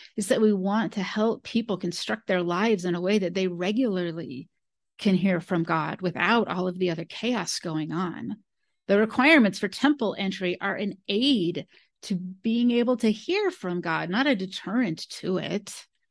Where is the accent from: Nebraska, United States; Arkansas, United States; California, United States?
California, United States; Modesto; I grew up in California. Modesto, California is where I grew up